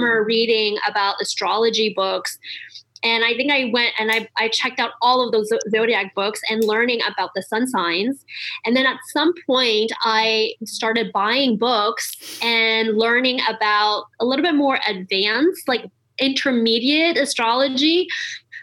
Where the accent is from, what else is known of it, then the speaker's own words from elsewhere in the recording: Montreal, Quebec, Canada; I grew up in Montreal, so I learned astrology in French first.